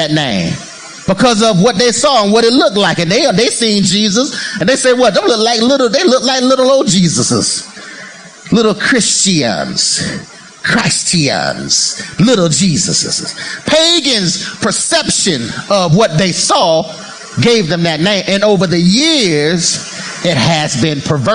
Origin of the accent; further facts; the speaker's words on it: United States; I'm an American